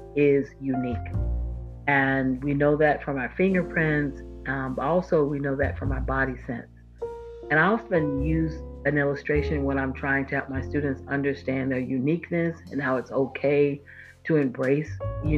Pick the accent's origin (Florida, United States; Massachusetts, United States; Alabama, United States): Florida, United States; moved away; I'm from Florida, born and raised